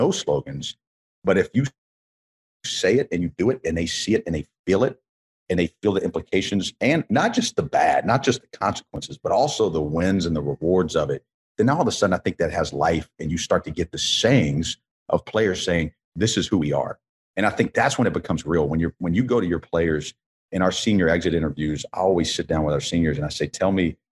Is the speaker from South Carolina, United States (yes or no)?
yes; Columbia, South Carolina, United States; I grew up in Columbia.